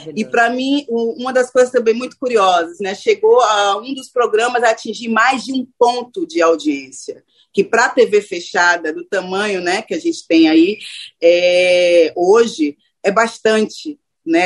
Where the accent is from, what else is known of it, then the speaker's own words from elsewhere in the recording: Salvador, Bahia, Brazil; moved away as an adult; also born or lived in Rio de Janeiro–São Paulo; eu sou de Salvador, né? É importante falar que eu sou nordestina, que eu começo, inclusive, a minha carreira em Salvador